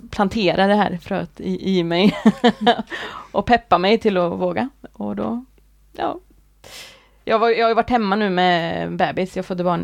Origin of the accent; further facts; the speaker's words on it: Värmland, Sweden; also born or lived in Gothenburg; now in Kungälv, Sweden; Jag är från Värmland.